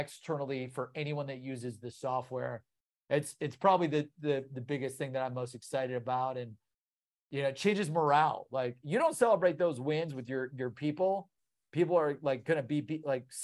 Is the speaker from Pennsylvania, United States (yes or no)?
no; Columbus, Ohio, United States; I'm from Columbus, Ohio